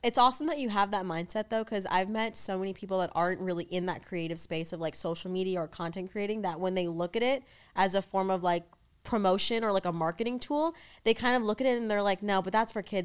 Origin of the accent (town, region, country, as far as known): New York, United States; moved away